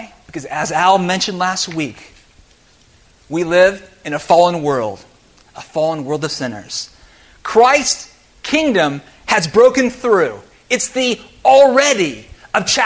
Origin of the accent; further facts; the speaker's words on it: United States; I'm an American